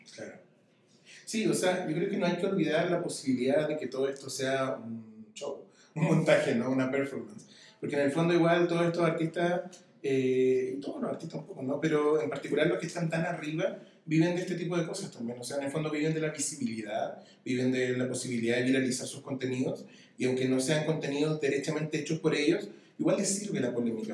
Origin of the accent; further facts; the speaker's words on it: Chile; now in Mexico; Vengo de Chile, estoy acá en México